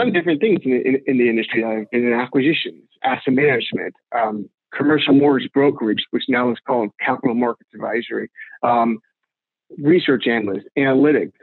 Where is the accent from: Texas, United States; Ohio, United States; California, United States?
Texas, United States; Houston; moved away as an adult; also born or lived in New Orleans, Louisiana; now in New York, United States; I'm a native Texan. I'm from Houston.